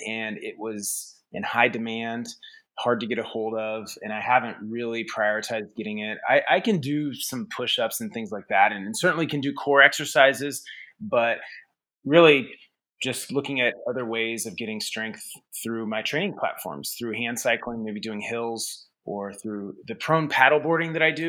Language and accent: English; Topeka, Kansas, United States; moved away as an adult; I am from a family farm in Kansas, just outside of Topeka, still within the city limit, but right at the edge of Tecumseh, Kansas as well